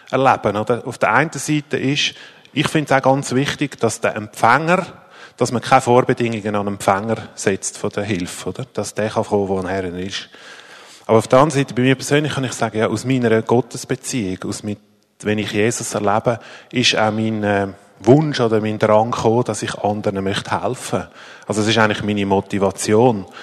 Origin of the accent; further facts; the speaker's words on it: Zurich, Switzerland; Ich komme ursprünglich aus dem Zürich Oberland und wohne seit bald 13 Jahren in Zürich